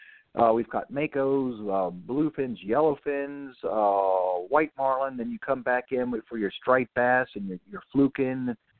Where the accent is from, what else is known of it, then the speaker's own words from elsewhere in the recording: South Florida, United States; Now, I'm a native Floridian, South Floridian to be exact.